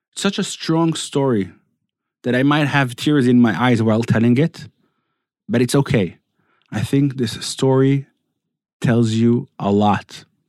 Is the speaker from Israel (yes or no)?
yes; Netanya, Central District, Israel; I was raised in Netanya, not in Samaria